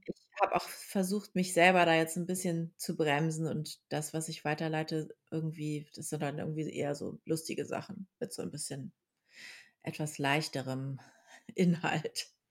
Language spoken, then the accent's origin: German; Lower Saxony, Germany; now in Berlin, Germany; das ist ja in Niedersachsen